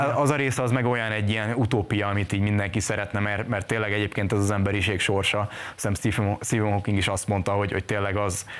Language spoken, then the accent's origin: Hungarian; Hungary; moved away as an adult; now in Budapest, Hungary; ott nőttem fel